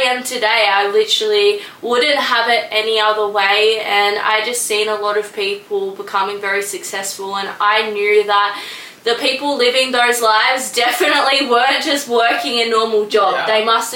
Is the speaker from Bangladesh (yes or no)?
no; Melbourne, Victoria, Australia; I am from Melbourne, Australia also, and I'm 23 years old